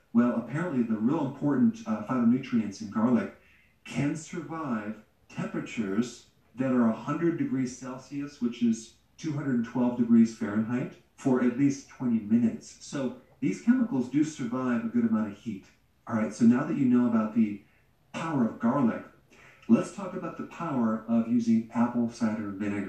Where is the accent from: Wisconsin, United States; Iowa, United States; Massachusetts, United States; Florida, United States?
Wisconsin, United States; So remember growing up in Wisconsin, where there's farms all around our neighborhood.